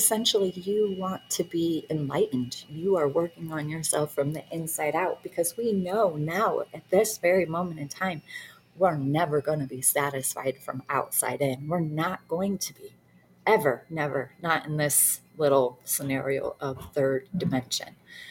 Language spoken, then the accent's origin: English; Detroit, Michigan, United States; I grew up in Detroit, the worst you can be, like poverty, and we had nothing